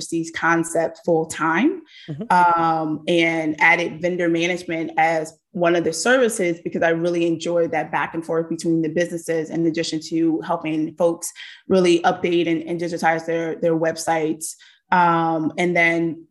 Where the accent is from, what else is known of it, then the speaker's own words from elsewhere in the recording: Philadelphia, Pennsylvania, United States; born and raised in Philadelphia